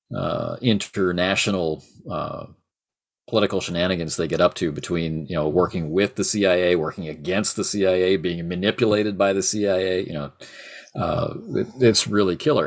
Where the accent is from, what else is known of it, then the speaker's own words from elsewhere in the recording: Canada; I'm Canadian.